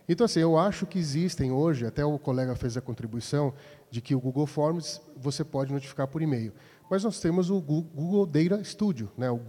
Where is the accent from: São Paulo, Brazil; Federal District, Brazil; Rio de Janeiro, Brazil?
São Paulo, Brazil; Indaiatuba; sou de Indaiatuba, membro, sou um novo membro né, aqui da, divulgação.